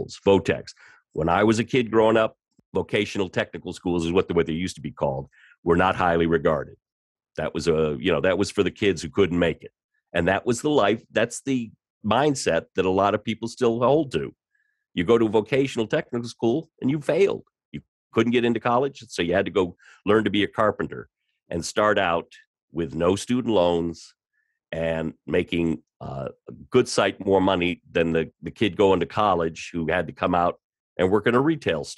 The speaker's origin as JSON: {"language": "English", "town": "Washington", "region": "District of Columbia", "country": "United States", "tie": "born or raised there", "said": "I grew up in Washington, D.C., went to school there at George Washington"}